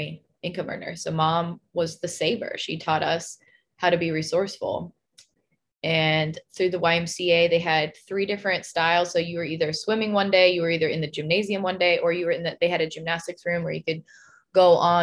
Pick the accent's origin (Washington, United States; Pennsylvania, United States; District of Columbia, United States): Washington, United States; Spanaway; moved away; our town that I grew up in Spanaway, Washington